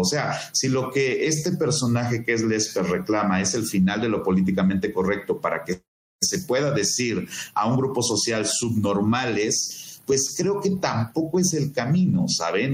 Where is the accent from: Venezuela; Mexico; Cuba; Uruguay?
Mexico